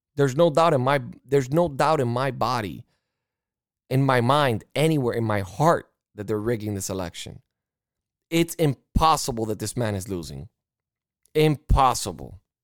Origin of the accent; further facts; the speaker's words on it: United States; as an American